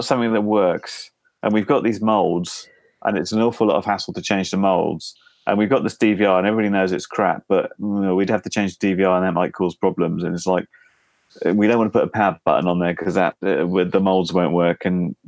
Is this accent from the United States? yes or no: no; United Kingdom; We're British